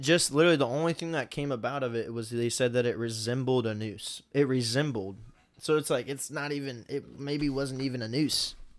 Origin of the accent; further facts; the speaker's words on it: Indianapolis, Indiana, United States; We're from Indy